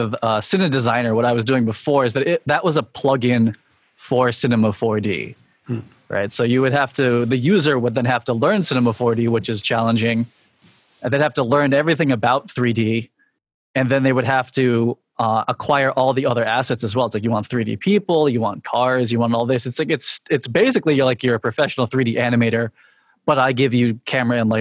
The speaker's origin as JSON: {"language": "English", "town": "Boston", "region": "Massachusetts", "country": "United States", "tie": "born or raised there", "also_born_or_lived": "New York City", "lives_now": "Boston, United States", "said": "I moved back to like kind of my hometown in Boston, you know, where my extended family is"}